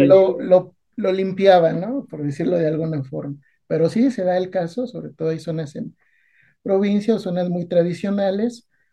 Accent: Naucalpan, State of Mexico, Mexico; de niño, cuando vivía en Naucalpan

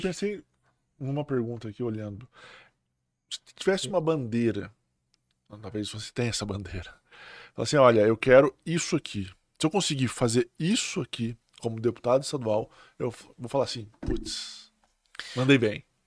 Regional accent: Poços de Caldas, Minas Gerais, Brazil; como a gente é de Poços

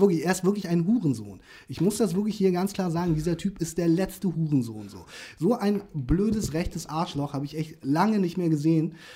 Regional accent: Hamburg, Germany; moved away as an adult; also born or lived in Korea; now in Stade, Germany; ich bin ja Ur-Hamburger, so gesehen, ich bin ja in Korea geboren, aber ich habe mein ganzes Leben lang in Hamburg verbracht

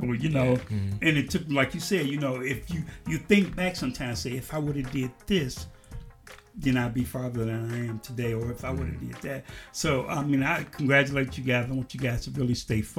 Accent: Chicago, Illinois, United States; moved away; I grew up in Chicago

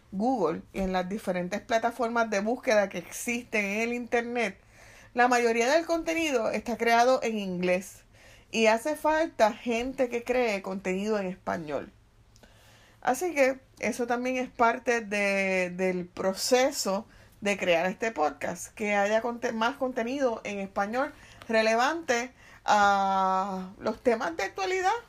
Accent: Guaynabo, Puerto Rico; first language Spanish; also born or lived in Bayamón; yo nací en Bayamón, pero ah, soy de pues, Guaynabo.

